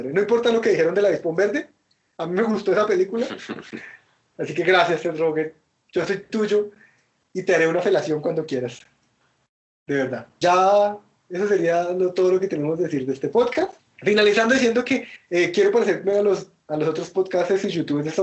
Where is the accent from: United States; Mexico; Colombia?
Colombia; yo soy colombiano y puedo ser racista, soy latino.